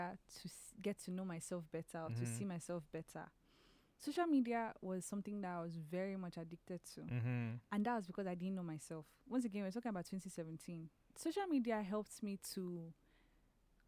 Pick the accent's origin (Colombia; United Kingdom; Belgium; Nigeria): Nigeria; moved away; who am I at home in Nigeria, around my family